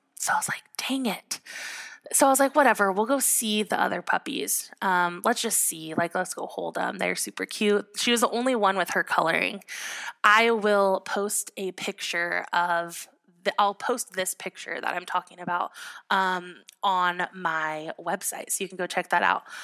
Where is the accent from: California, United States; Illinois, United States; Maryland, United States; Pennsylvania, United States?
California, United States; Southern; also born or lived in Utah / Portland, Oregon; I grew up in Southern California